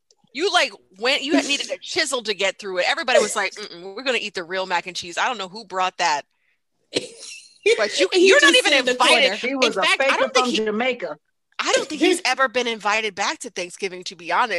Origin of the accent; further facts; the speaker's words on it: Maryland, United States; I'm from Maryland.